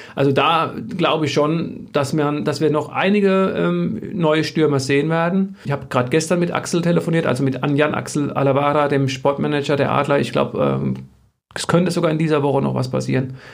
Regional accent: Germany; Ich komme selbst aus dem Odenwald.

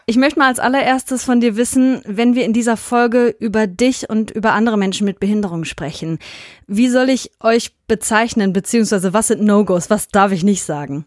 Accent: Hünxe, North Rhine-Westphalia, Germany; wir kennen uns äh, aus dem Dorf, aus dem wir kommen, aus Hünxe

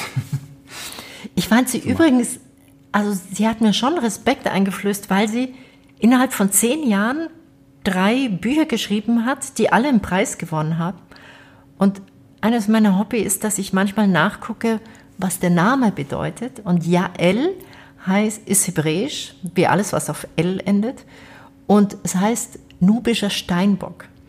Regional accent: Bavaria, Germany; ich komme ja aus Bayern

